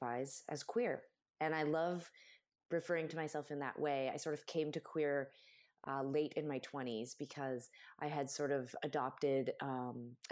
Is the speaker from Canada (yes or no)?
yes; Canada; I'm Canadian